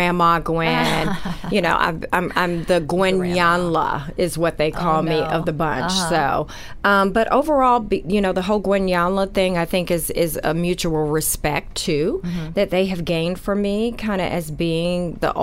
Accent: New York, United States; Yes, New York is my hometown. So, you know, this is great coming home on the season finale.

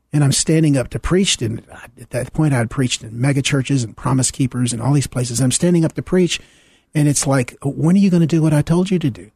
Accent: Deep South, United States; I grew up in the Deep South, um, in the pre-Civil Rights era

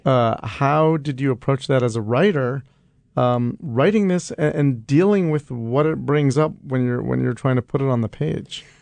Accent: New York, United States; as a kid growing up in New York

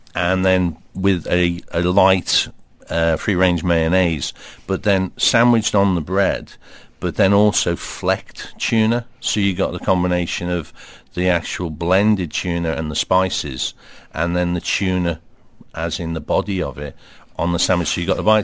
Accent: Liverpool, North West England, United Kingdom; grew up in Liverpool, uh, but my family all come from the Wirral

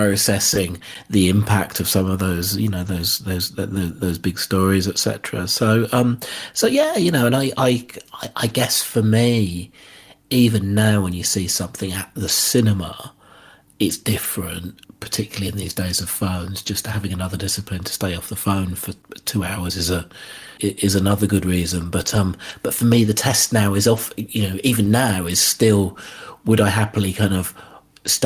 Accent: United Kingdom; as a British person

